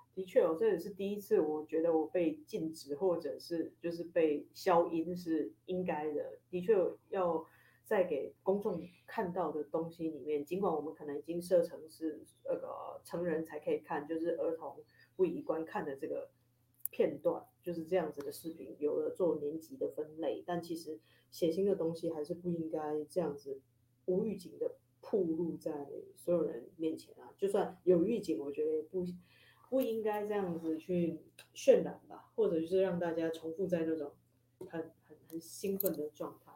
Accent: Taiwan; 我是一个台湾人

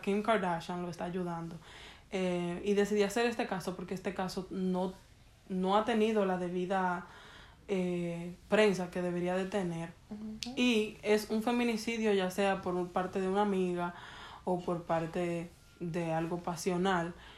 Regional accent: Dominican Republic; como buena dominicana

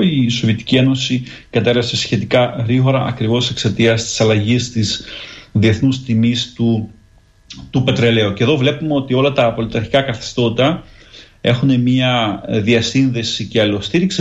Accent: Greece; now in Ukraine; ως Έλληνας που ζει στην Ουκρανία

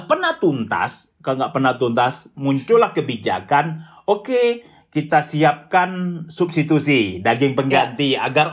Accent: West Sumatra, Indonesia; Sebagai orang Minang, jadi momen-momen uh, memasak yang besar itu adalah sebelum puasa dan sebelum Idul Fitri.

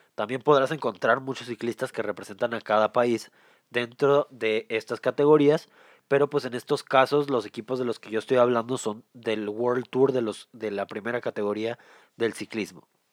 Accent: Mexico; yo soy de México

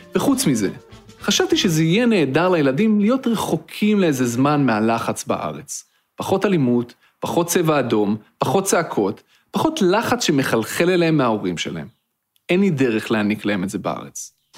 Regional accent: Petah Tikva, Central District, Israel; moved away as an adult; now in Cambridge, United States; גדלתי בפתח תקווה

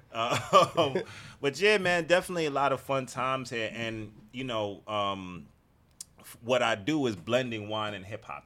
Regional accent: New York City, New York, United States; growing up in the Bronx at that time

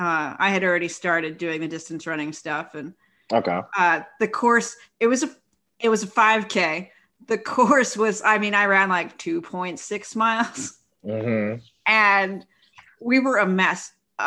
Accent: Philadelphia, Pennsylvania, United States; now in Houston, United States; I'm from Philadelphia

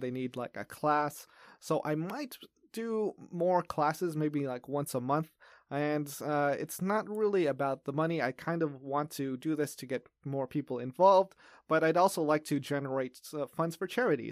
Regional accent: Los Angeles, California, United States; moved away as an adult; now in Taiwan; I grew up in Los Angeles

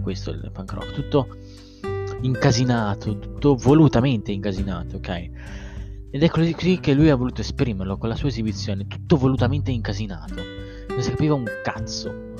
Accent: Sanremo, Liguria, Italy; io provengo da Sanremo, tra l'altro, sono a cinque chilometri

